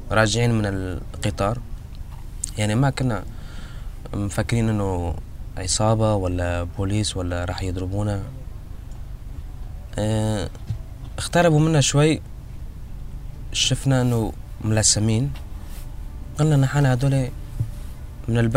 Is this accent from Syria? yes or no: yes; Syria; قلنا له نحن سوريين we are Syrian refugees